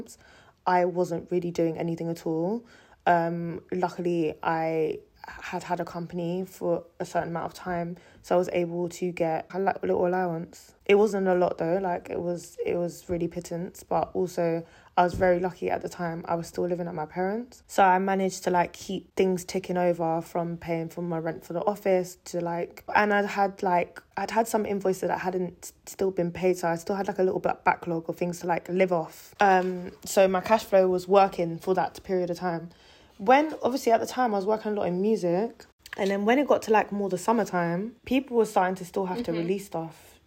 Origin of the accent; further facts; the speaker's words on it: London, United Kingdom; I was born and raised in London